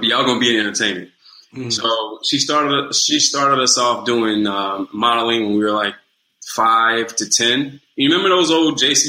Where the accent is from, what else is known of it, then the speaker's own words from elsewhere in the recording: New Orleans, Louisiana, United States; accent: New Orleans accent; moved away as an adult; also born or lived in New York; I'm from New Orleans proper, man. I'm from the East.